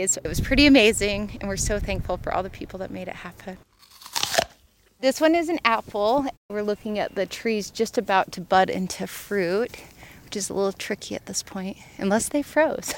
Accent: Murray, Utah, United States; now in Moab, United States; I grew up in Salt Lake City, but in a town called Murray

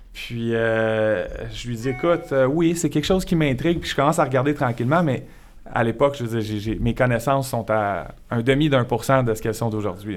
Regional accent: Montreal region, Quebec, Canada; also born or lived in Sherbrooke, Quebec; un gars originaire de Sherbrooke, resté là jusqu'à 7 ans. Ensuite de ça, mon père a un travail à Montréal, donc on s'est envenu dans la région de Montréal

